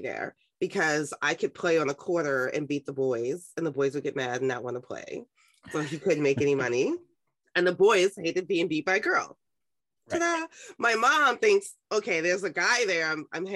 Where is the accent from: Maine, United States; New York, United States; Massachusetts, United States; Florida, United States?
New York, United States; New York City; I was raised in Harlem